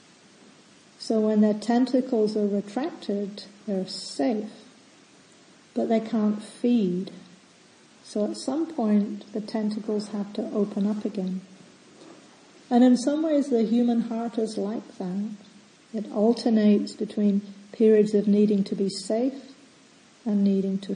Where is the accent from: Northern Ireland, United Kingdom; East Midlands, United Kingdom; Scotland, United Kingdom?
Scotland, United Kingdom; moved away; being a kid and growing up in Scotland at the time